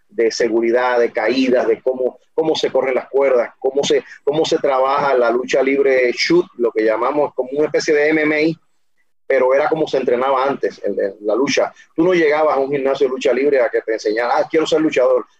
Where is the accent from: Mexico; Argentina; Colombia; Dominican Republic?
Dominican Republic; yo soy natural de República Dominicana